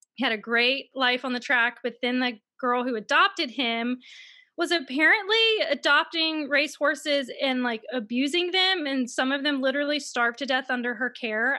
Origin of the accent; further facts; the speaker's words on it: Mississippi, United States; I'm from Mississippi, and I know everyone thinks in Mississippi that we all have, like, no shoes and we live on farms, but I actually grew up in a neighborhood